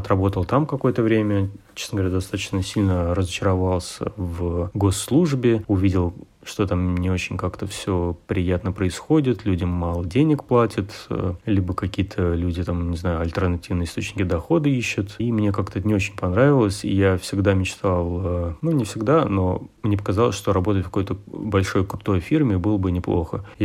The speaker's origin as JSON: {"language": "Russian", "region": "Moscow", "country": "Russia", "tie": "born or raised there", "said": "Ну, я родился и вырос в Москве, на севере Москвы, север Форева."}